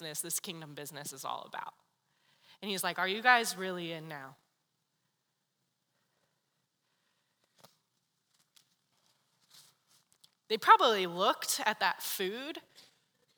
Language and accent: English; San Diego, California, United States; moved away; I'm from San Diego